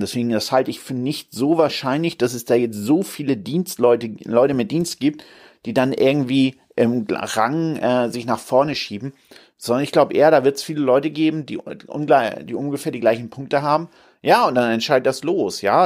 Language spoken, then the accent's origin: German; Hamburg, Germany; Hamburg, meine Heimatstadt